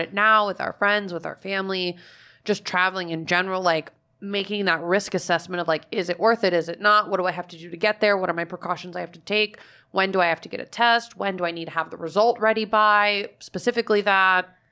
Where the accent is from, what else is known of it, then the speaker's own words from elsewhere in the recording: Fort Myers, Florida, United States; moved away; my hometown is known as like snowbird destination. Like Fort Myers is a huge area for it